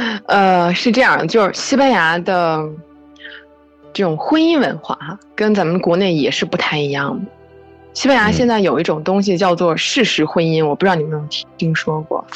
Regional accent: Fujian, China; moved away as an adult; now in Barcelona, Spain; 我是福建人。

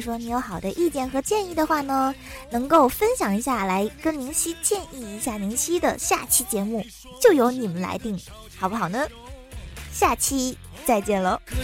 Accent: China; 身为中国人

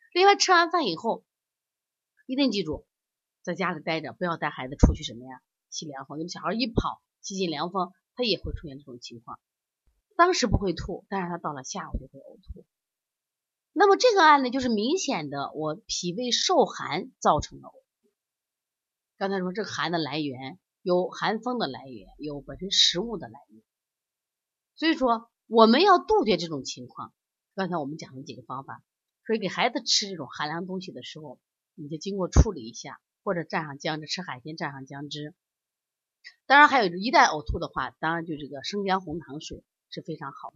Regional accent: China; 你看我们中国人的饮食还都是烹饪，都是经过这种加工的

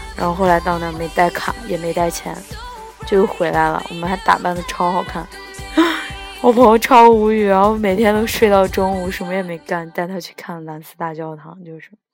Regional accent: China; moved away; 我们中国人

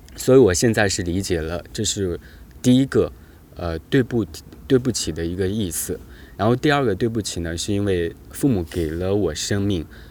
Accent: China; 这也是我们中国人的一个基本的思维吧

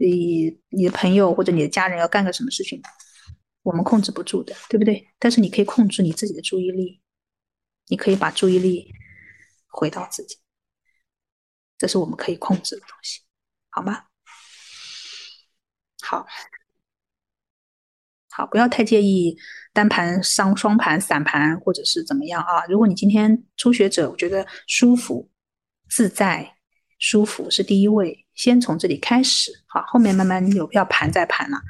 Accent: China; 我们中国人讲眼观鼻，对不对？

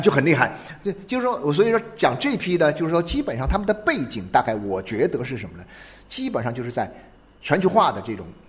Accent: China; 这是我们中国人是这样

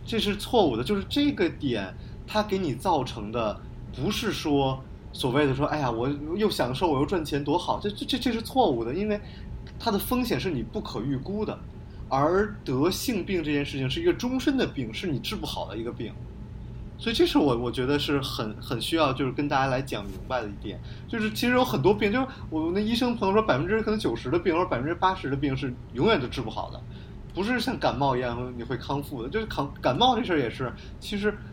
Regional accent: China; 我们中国人就要做

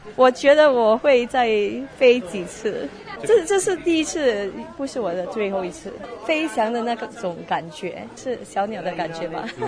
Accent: Taiwan; 我来自台湾

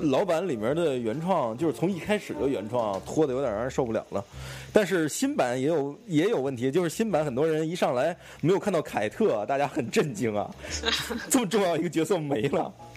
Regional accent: Beijing, China; accent: Beijing dialect; 咱们北京话叫狗食孩子或者什么呀，叫混孩子的这种

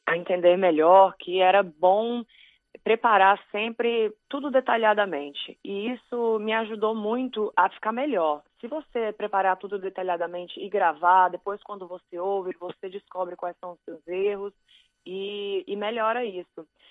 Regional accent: Brazil; moved away; eu sou brasileira

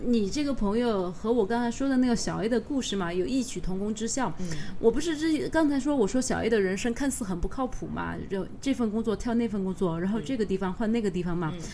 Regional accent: Sichuan, China; 我其实作为一个四川人，我去了三星堆可能还是有四五次了吧

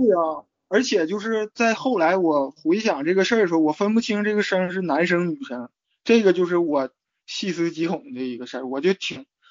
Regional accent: Changchun, Jilin, China; moved away as an adult; 是我大二放暑假的时候回到长春

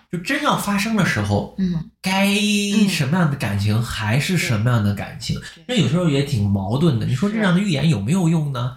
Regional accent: China; moved away; 我国内的朋友，我国内， 我在中国最好，我现在剩下的最好两个朋友

